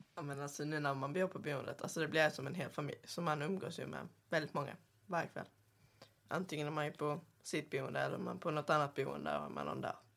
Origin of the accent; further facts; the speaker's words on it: Sweden; kommer från Kvarnsta